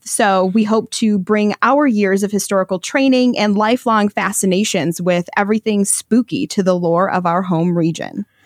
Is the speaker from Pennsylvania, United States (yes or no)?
no; Michigan, United States; I'm from Michigan